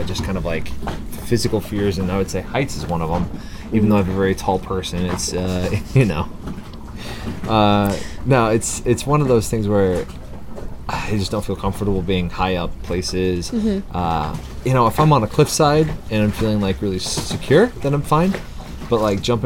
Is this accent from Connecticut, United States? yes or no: no; outside of Chicago, Illinois, United States; I grew up outside of Chicago